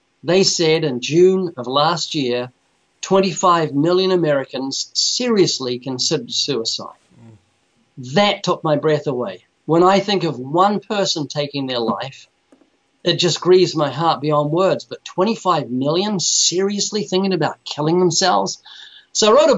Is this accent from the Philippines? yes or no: no; New Zealand; moved away; I was born in New Zealand twice.